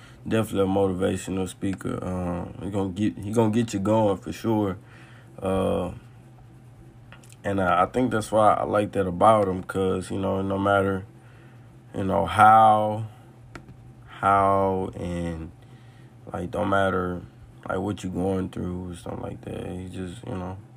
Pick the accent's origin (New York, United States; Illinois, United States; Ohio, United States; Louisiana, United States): Louisiana, United States; New Orleans; From my hometown